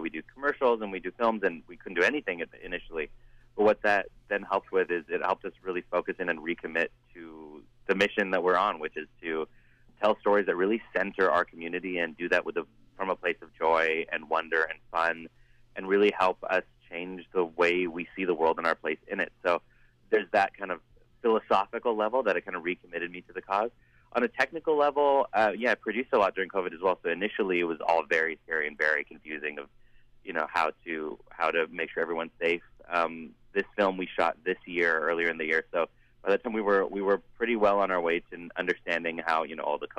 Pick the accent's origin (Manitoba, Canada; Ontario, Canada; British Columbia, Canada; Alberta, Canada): British Columbia, Canada; Surrey; I grew up in Surrey